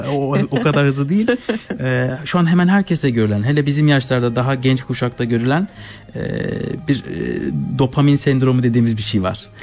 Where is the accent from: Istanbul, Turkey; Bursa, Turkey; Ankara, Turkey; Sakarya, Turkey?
Sakarya, Turkey; Adapazarı; moved away as an adult; now in Switzerland; Ada Pazarlıyım Türkiye'den